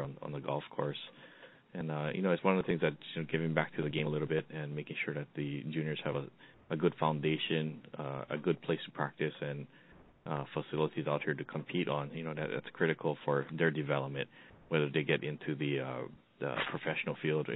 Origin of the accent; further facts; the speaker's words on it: Hawaii, United States; I grew up here in Hawaii